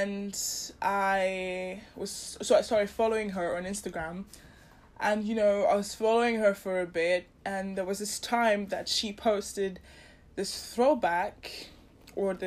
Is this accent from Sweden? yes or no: no; Nigeria; I grew up in Nigeria